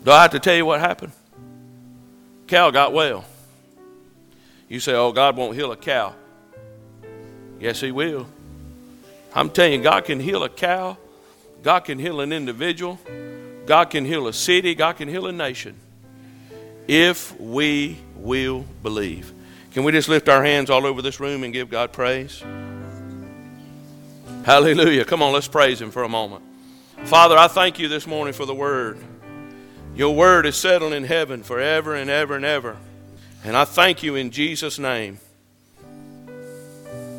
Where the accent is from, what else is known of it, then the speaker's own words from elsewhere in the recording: Calhoun Falls, South Carolina, United States; I'm from Calhoun Falls